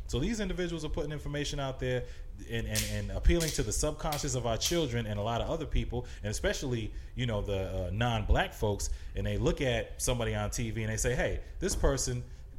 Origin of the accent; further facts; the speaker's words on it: Rhode Island, United States; I'm from Rhode Island.